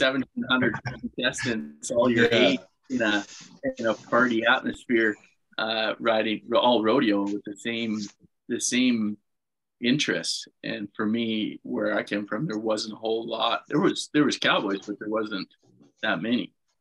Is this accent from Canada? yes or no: yes; Manitoba, Canada; I mean, I say this story a bunch, but the very first bull riding I went to was a Cody Snyder bull busting in Winnipeg.